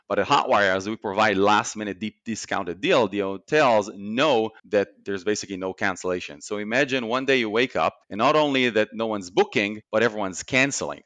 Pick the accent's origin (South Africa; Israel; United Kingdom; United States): Israel; moved away as an adult; born and raised in Israel